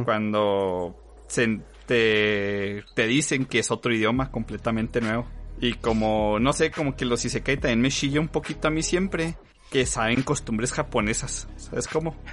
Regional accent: Chihuahua, Mexico

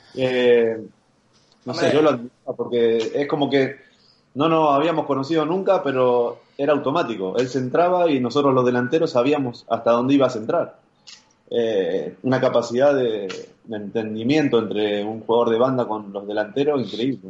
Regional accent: Arroyo Seco, Santa Fe, Argentina; moved away as an adult; also born or lived in Madrid / Mérida; now in Mallorca, Spain; yo soy de Arroyo Seco, es una ciudad eh, de 35, 40 mil habitantes, está a 30 kilómetros de Rosario

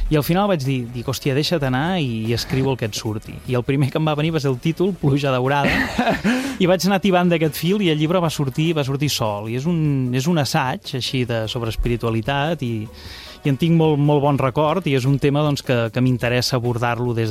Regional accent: Terrassa, Catalonia, Spain; born there; jo sóc nascut a Terrassa, però però la meva família és lleidatana

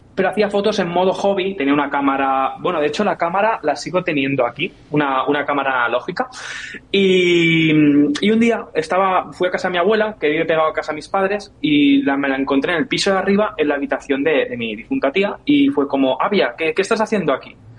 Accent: Catalonia, Spain; yo soy catalán y mi padre también

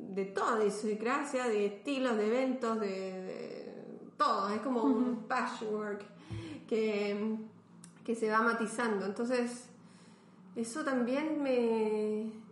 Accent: Chile; now in Belgium

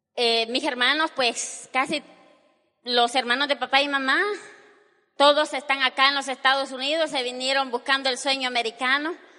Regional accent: El Salvador; nosotros somos salvadoreños los dos, mi esposo y yo

